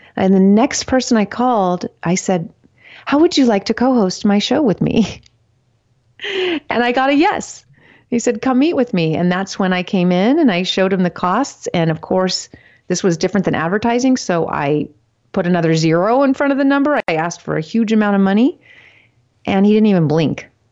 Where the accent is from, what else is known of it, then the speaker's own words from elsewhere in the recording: California, United States; I'm born and raised in California